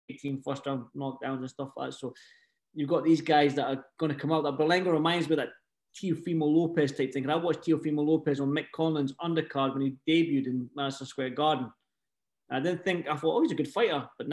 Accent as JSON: {"language": "English", "region": "Scotland", "country": "United Kingdom", "said": "being that I'm Scottish"}